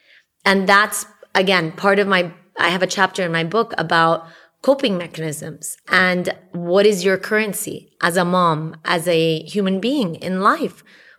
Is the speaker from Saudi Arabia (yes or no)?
yes; Saudi Arabia; Yeah, we grew up together in Saudi Arabia.